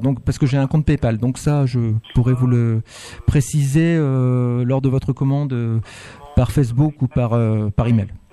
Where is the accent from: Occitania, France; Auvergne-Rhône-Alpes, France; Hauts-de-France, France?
Hauts-de-France, France; Maubeuge; also born or lived in Lille / Montpellier; Je suis né à Maubeuge